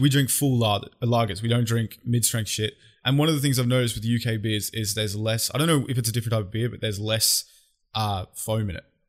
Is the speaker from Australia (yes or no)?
yes; Australia